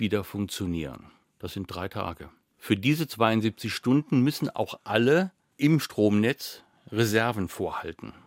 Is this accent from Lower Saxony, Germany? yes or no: no; Saarland, Germany; Zum einen bin ich Saarländer.